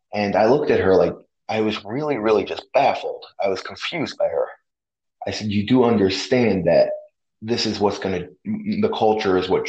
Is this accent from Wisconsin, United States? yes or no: no; New York, United States; I'm from New York.